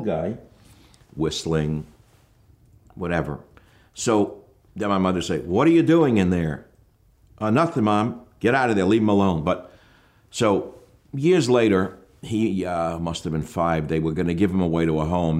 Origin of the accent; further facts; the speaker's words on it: New York City, New York, United States; We had a little apartment in the Bronx